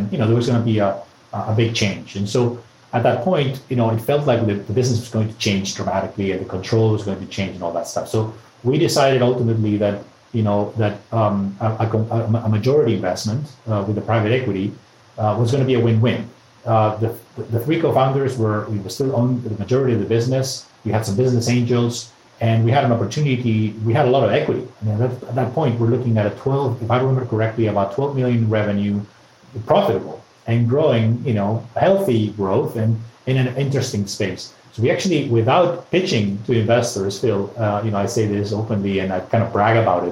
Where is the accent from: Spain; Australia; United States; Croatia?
Spain; Madrid, Community of Madrid; I'm from Madrid